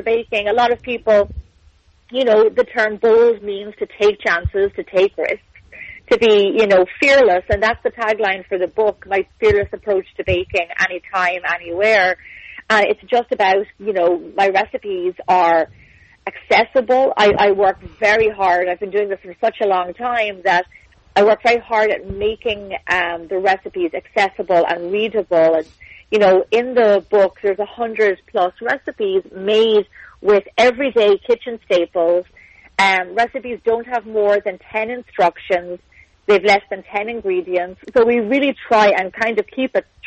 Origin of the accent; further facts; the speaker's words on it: Ireland; moved away as an adult; now in Santa Monica, United States; I'm obviously from Ireland